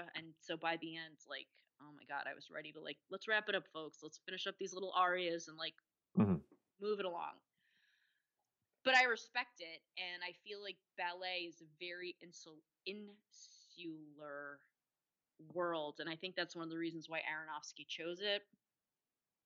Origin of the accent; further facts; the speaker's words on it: United States; I grew up outside of New York City, about 19 miles away